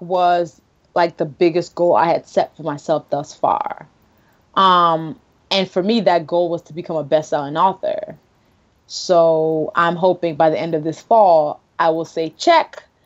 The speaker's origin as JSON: {"language": "English", "country": "Nigeria", "said": "as a Nigerian"}